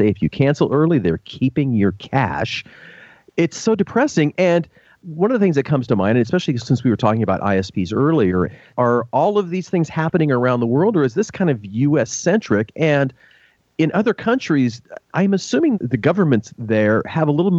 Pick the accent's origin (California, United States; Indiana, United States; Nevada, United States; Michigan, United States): California, United States; Los Angeles; the Los Angeles Times, my hometown newspaper